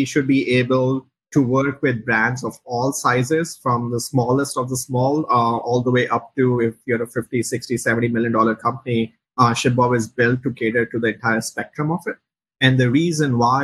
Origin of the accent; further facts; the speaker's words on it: India; moved away as an adult; also born or lived in Chicago; now in United States; me and my co-founder, Dhruv, we grew up in India